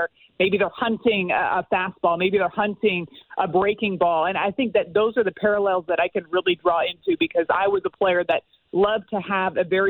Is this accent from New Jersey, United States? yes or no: no; just outside of Los Angeles, California, United States; moved away; also born or lived in Houston, Texas / Tennessee; I was born in Houston, lived there for a little while, and then grew up just outside of Los Angeles